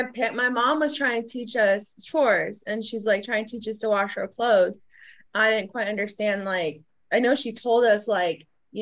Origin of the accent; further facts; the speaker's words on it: Phoenix, Arizona, United States; moved away; I'm originally from Phoenix, so it's really dry.